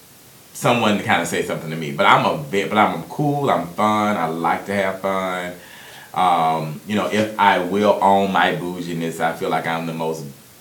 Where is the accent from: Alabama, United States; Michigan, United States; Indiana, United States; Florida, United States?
Alabama, United States; Birmingham; I am from Birmingham, Alabama.